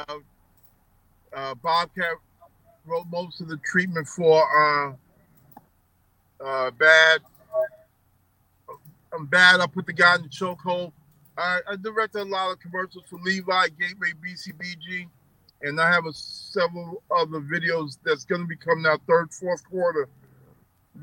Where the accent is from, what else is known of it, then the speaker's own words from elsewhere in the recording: New York City, New York, United States; growing up in New York, especially in Queens